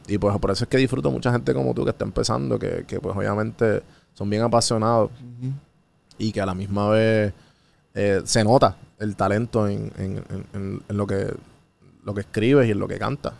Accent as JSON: {"language": "Spanish", "country": "Puerto Rico", "said": "como puertorriqueño"}